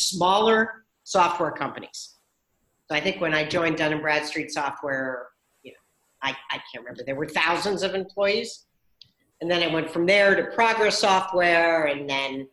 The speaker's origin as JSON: {"language": "English", "town": "Stamford", "region": "Connecticut", "country": "United States", "tie": "born or raised there", "moved": "as an adult", "lives_now": "Boston, United States", "said": "I grew up in Stamford, Connecticut"}